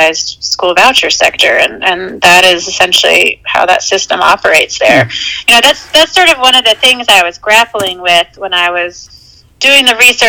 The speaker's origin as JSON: {"language": "English", "region": "eastern Washington State", "country": "United States", "tie": "born or raised there", "said": "I grew up in Washington State, which is really you know, it's a blue state. I grew up on the eastern, more conservative side"}